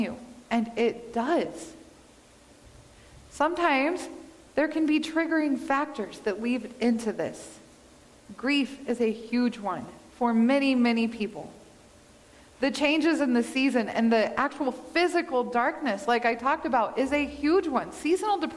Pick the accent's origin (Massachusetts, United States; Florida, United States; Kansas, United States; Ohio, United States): Kansas, United States; now in Montana, United States; Growing up in Kansas, we have shorter winters or shorter days during the winter